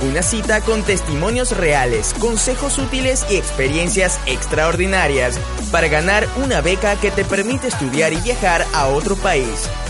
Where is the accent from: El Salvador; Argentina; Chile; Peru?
Chile; moved away as an adult; me fui fuera de Chile a estudiar inglés. Primero traté en Chile, pero no pude